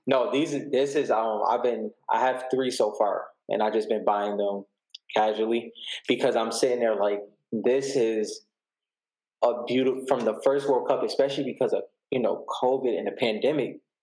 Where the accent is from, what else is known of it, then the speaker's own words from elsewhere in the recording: Buffalo, New York, United States; I'm from Buffalo, New York